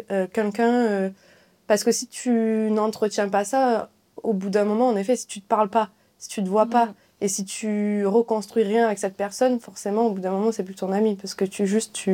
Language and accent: French; southern France, France; now in Paris, France; du coup, je viens du Sud. Euh, là, je suis à Paris.